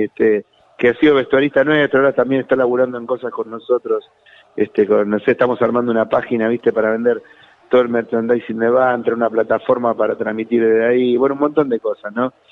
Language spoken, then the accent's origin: Spanish; Santa Fe, Argentina; moved away; volver a ir a Santa Fe, a mi tierra natal, a ver a mi familia de sangre